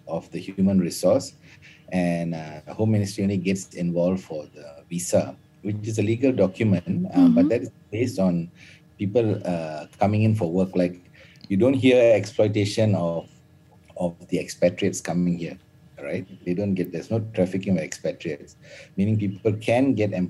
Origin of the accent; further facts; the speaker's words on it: Malaysia; As a Malaysian